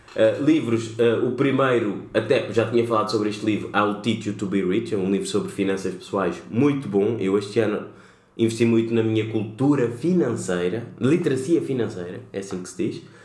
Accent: Lisbon, Portugal; que nasci cá e sou cabo-verdiano

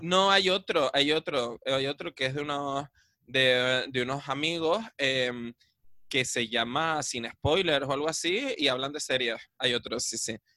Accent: Adeje, Canary Islands, Spain; yo cuando era pequeño ya en Adeje habían como 30.000 habitantes

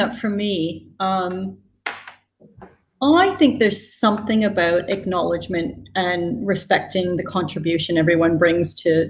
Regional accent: British Columbia, Canada; also born or lived in United Kingdom; now in Singapore; Yeah, so I was born in Canada, spent my formative years there, but I think I've traveled a lot after 18 years in the UK. I think depending on who I'm with, my accent shifts. But actually now I live in Singapore.

